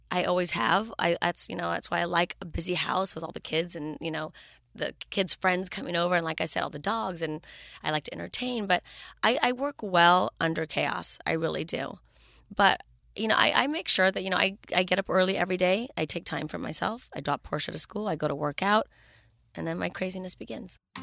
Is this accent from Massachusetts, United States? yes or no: no; Los Angeles, California, United States; born and raised in Los Angeles